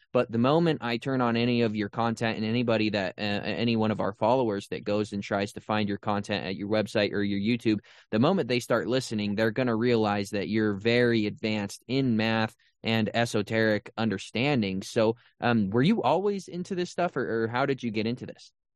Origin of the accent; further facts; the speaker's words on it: Utah, United States; I was raised in Utah